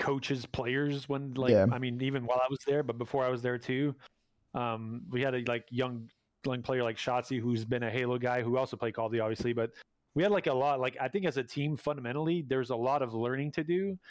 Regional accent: Canada; moved away as an adult; I'm still a Canadian. I need a new work visa

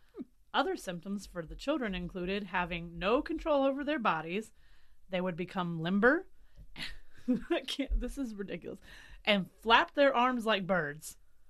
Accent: Middletown, United States; I'm from Middletown

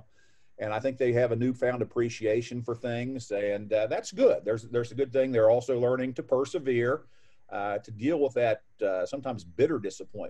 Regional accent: Ripley, West Virginia, United States; also born or lived in South Charleston, West Virginia; I grew up in Ripley, West Virginia. We lived there all until we graduated high school

